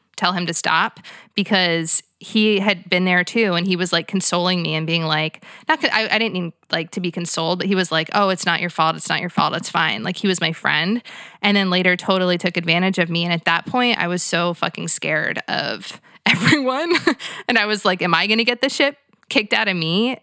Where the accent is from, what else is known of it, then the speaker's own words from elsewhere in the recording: United States; as an American white girl